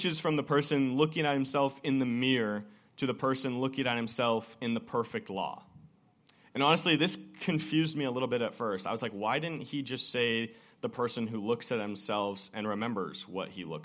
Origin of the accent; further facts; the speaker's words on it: Woodinville, Washington, United States; growing up in Imprint Church back in Woodinville